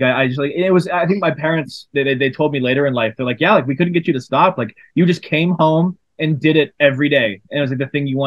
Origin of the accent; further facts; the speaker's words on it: Seattle, Washington, United States; moved away as an adult; also born or lived in Boston / Los Angeles; I grew up in Seattle, in a suburb of Seattle